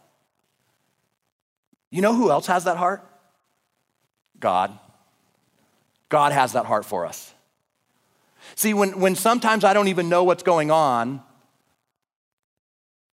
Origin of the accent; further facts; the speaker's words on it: Oregon, United States; now in Idaho, United States; I'm from Oregon